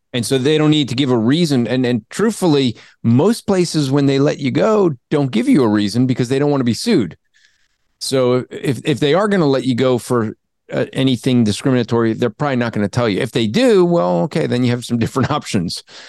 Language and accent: English; New Jersey, United States; I'm from Jersey